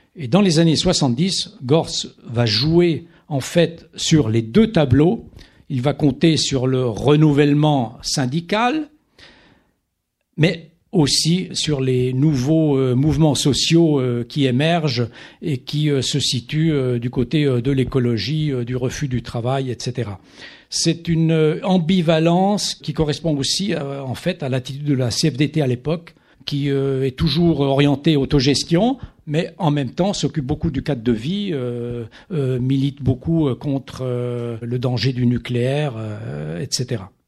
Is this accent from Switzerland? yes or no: yes; Italian-speaking Switzerland, Switzerland; je viens de, de Suisse italienne